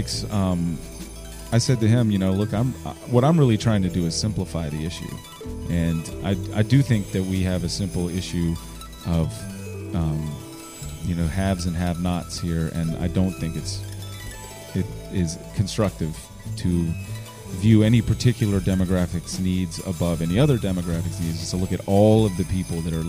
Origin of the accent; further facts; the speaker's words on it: Richmond, Virginia, United States; Growing up in Churchill, going to Richmond Public Schools, it's just been there all along